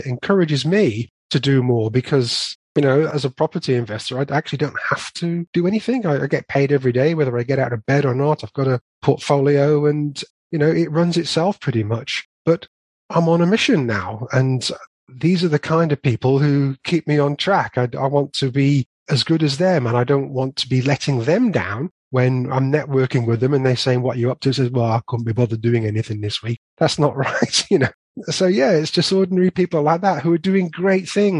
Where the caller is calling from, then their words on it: West Midlands, United Kingdom; I'm in sunny Staffordshire.